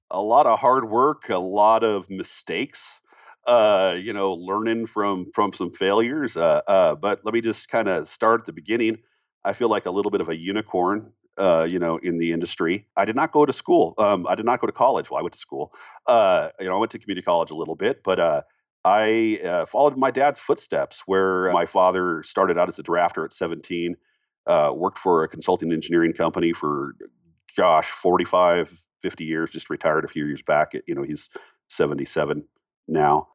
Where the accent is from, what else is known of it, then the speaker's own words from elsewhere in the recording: Seattle, Washington, United States; now in Colorado, United States; I'm out here in Colorado as well. I'm from Seattle originally